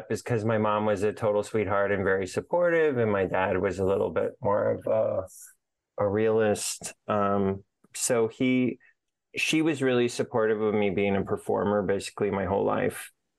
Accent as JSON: {"language": "English", "town": "Aurora", "region": "Colorado", "country": "United States", "tie": "born or raised there", "said": "But I grew up in Aurora, Colorado."}